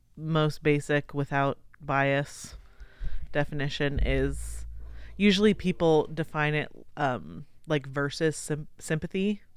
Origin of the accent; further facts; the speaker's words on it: United States; we're American